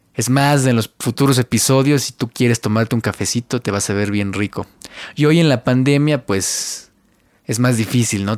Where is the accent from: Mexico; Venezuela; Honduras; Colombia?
Mexico; Yo soy de México, yo vivo yo nací en México y ahorita estoy viviendo igual en México.